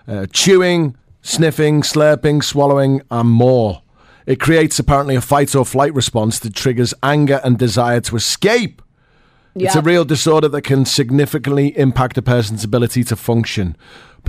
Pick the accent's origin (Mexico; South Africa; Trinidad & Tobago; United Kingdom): United Kingdom; now in United Arab Emirates; as a British person